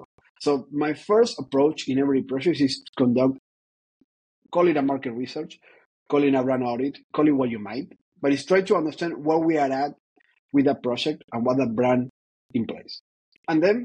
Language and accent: English; Argentina; moved away; also born or lived in Ireland / Paris; I was born in Argentina. That is important, I believe. But I've been all over the place.